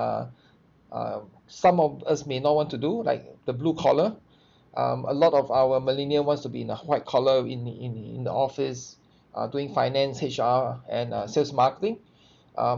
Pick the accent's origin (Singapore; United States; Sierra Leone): Singapore; I'm from Singapore.